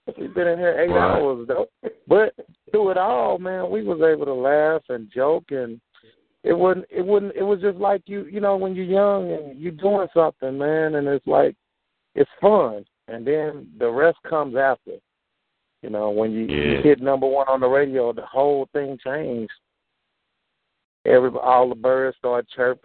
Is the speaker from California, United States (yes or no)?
no; Houston, Texas, United States; I'm from the Southwest